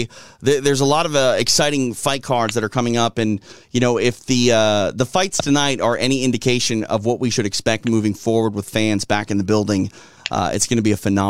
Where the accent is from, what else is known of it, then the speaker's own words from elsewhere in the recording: Midwest, United States; moved away as an adult; now in California, United States; I'm a Midwesterner at heart. I moved out to California 8 years ago, and I still internally live in the central time zone.